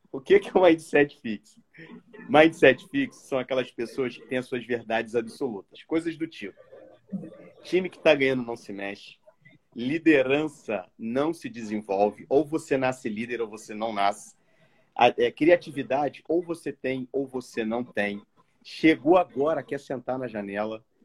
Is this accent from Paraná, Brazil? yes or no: no; Rio de Janeiro, Brazil; eu vim do subúrbio do Rio, então sou de Quintino